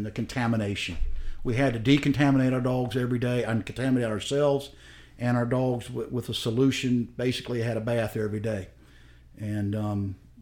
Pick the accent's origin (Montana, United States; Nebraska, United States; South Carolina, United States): South Carolina, United States; I'm from South Carolina